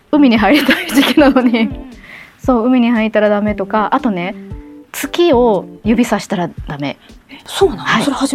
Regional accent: Osaka, Japan; あの私が大阪出身だからっていうこともあると思うんですけれども、大阪出身の

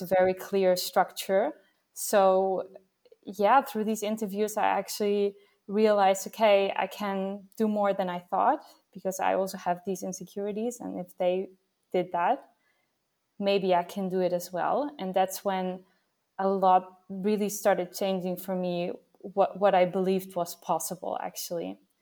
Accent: Vienna, Austria; now in Netherlands; I'm actually from Vienna, from Austria.

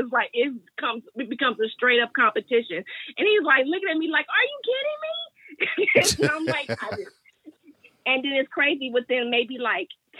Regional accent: Oakland, California, United States; Oakland, born and raised in Oakland my whole life

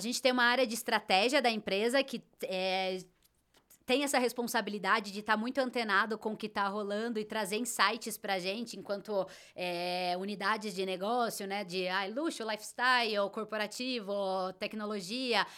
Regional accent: Brazil; você tá no Brasil e é assim que a gente fala, esse é o nosso sotaque

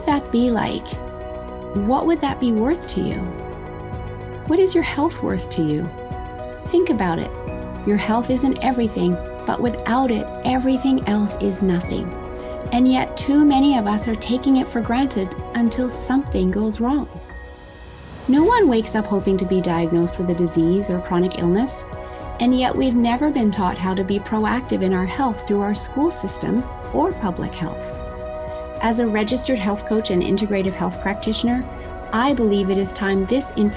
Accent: Australia; moved away; all the way from down under, my home country

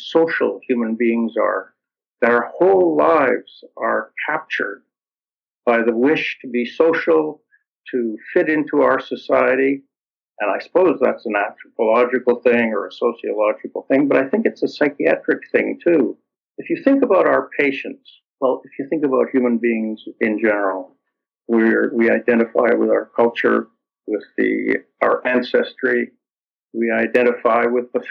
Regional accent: Toronto, Ontario, Canada; My parents were immigrants, and I grew up in Toronto, in Canada

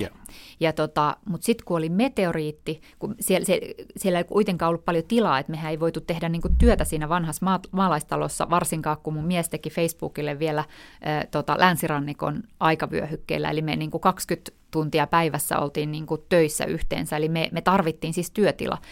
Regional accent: North Karelia, Finland; moved away; Mä olen asunut siellä tota, 10 vuotta mun elämästä, ei kun enemmänkin 18 vuotta mun elämästä, ja mun isä on siis Pohjois-Karjalasta ja äiti on Turusta, ja, ja tota, et, että et olen asunut siellä kyllä, että voisin sanoa, että sieltä mä oon kotoisin

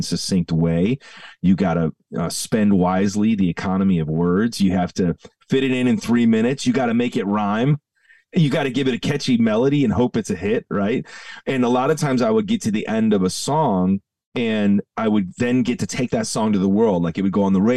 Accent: Downers Grove, Illinois, United States; I grew up in the Chicago suburbs, and my dad and mom pastored at the same church for 38 years. So my entire childhood was spent in the front row of the same church on Hobson Road. in Downers Grove, Illinois

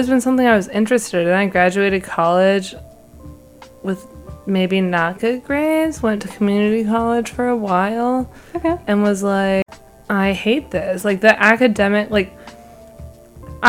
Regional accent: Sacramento, California, United States; moved away as an adult; now in San Francisco, United States; I'm from Sacramento.

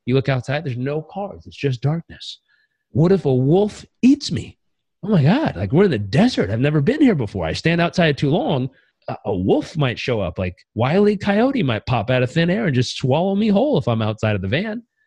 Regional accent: Southern California, United States; I grew up in Southern California, where we think meditation and vegetable juice heals everything.

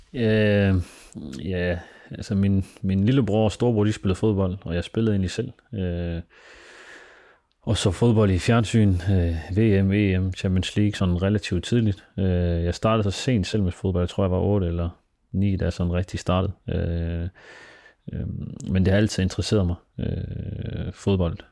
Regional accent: Denmark; jeg er født og opvokset i Danmark

